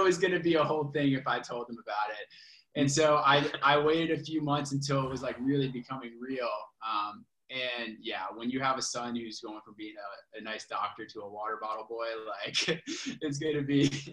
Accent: Richmond, Virginia, United States; I grew up in Richmond, Virginia

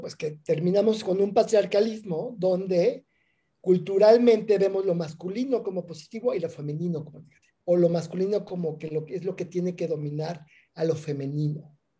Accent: Mexico City, Mexico; moved away as an adult; now in Oaxaca, Mexico; crecí en la Ciudad de México, ya llevo aquí en Oaxaca 20 años

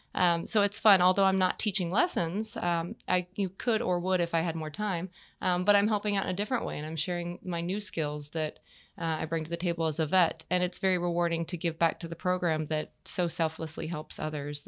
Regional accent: Texas, United States; moved away as an adult; now in Wellington, Florida, United States; I grew up in Texas

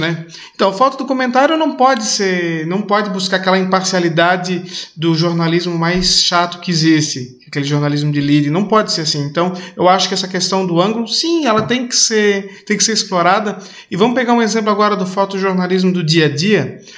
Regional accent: Blumenau, Santa Catarina, Brazil; moved away as an adult; now in Portugal; venho do sul do Brasil, sou de Santa Catarina

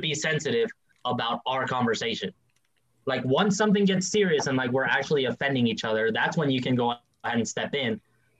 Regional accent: Mexico; Yeah, like even me, like being friggin' Mexican

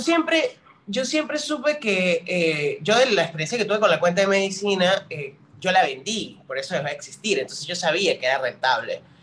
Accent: San Cristóbal, Táchira, Venezuela; moved away as an adult; now in Buenos Aires, Argentina; Yo soy de San Cristóbal, estado Táchira, o sea, la capital del Táchira, este, viví ahí casi 22 años de mi vida

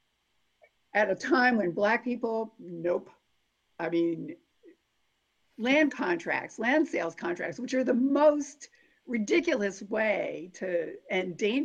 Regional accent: Chicopee, Massachusetts, United States; now in Evansville, United States; I come from Chicopee, Massachusetts

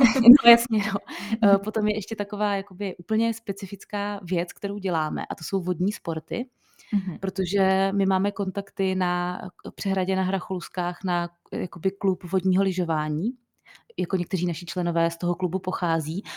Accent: Plzeň, Plzeň Region, Czechia; my jsme z Plzně, nebo většina z nás je z Plzně

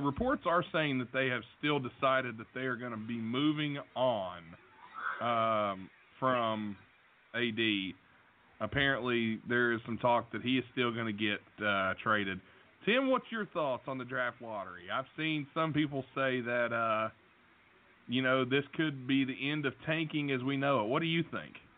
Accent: Logan, West Virginia, United States; my hometown, Logan, West Virginia

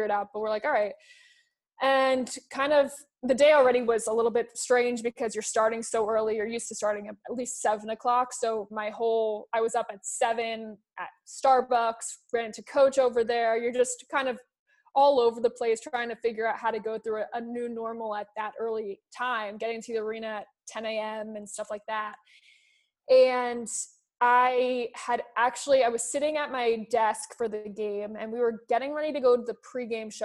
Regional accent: East Coast, United States; I'm from the East Coast

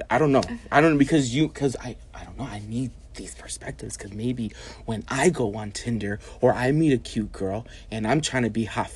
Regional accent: New York, United States; I'm a New Yorker

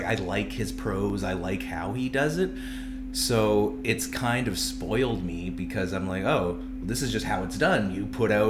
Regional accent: Vancouver, British Columbia, Canada; now in Charlottetown, Canada; I'm originally from Vancouver

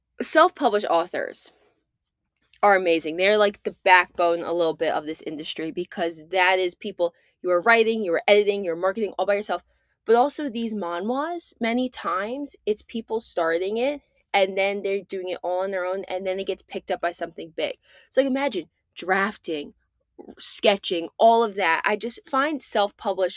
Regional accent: United States; I'm American

